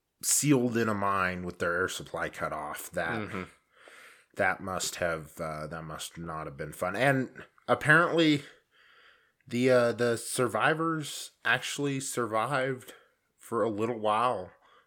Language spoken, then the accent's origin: English; Colorado, United States; I am from Colorado.